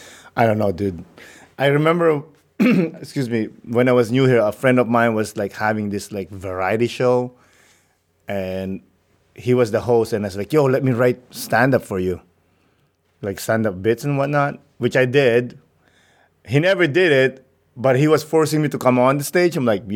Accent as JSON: {"language": "English", "country": "Philippines", "said": "Being Filipino, you have to perform in front of your family"}